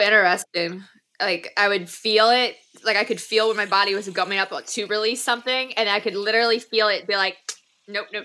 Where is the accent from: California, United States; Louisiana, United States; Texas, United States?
Louisiana, United States; New Orleans; I am from New Orleans